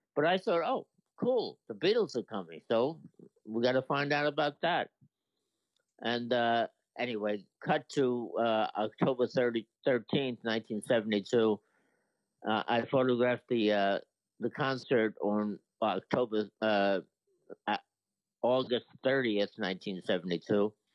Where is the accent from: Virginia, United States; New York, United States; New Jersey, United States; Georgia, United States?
New York, United States; New York City; I was from Brooklyn